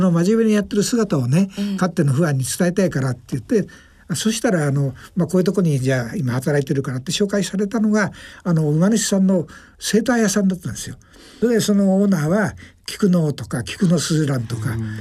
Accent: Gunma, Japan; 僕は群馬なんですが

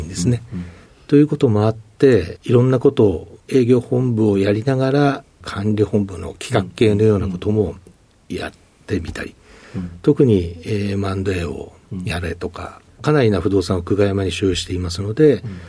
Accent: Tokyo, Japan; 生まれも育ちもずっと東京でございまして

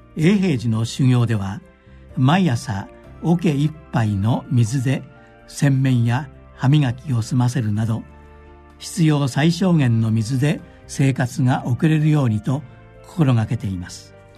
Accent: Fujisato, Akita, Japan; 私の地元秋田県藤里町は世界自然遺産白神山地の麓にあります

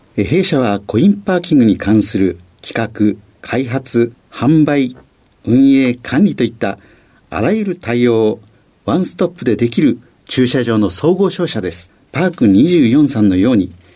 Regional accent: Fukui, Japan; 出身は福井県でございます

